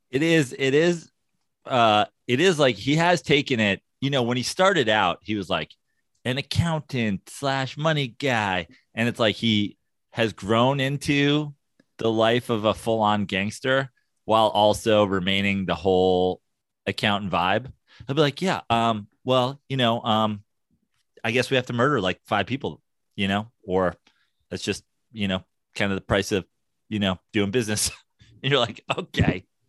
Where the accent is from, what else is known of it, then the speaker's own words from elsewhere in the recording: New York, United States; now in Los Angeles, United States; as a New Yorker